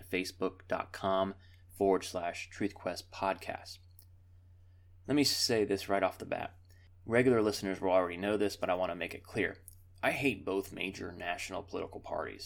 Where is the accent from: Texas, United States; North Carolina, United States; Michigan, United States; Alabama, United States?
North Carolina, United States; Charlotte; my hometown of Charlotte, North Carolina